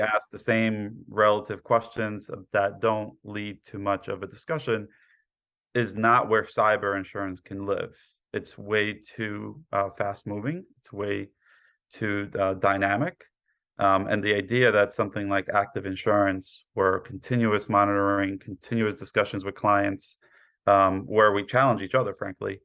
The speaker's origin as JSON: {"language": "English", "town": "New York City", "region": "New York", "country": "United States", "tie": "born or raised there", "also_born_or_lived": "Poland / Queens", "said": "I was born in Poland, raised in Brooklyn"}